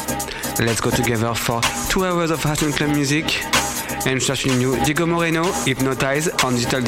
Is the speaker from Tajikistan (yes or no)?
no; Paris, Île-de-France, France; I'm from Paris.